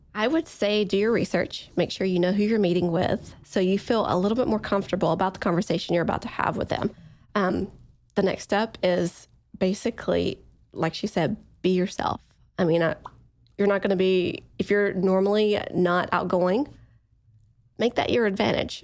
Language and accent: English; East Coast, United States; I'm from the East Coast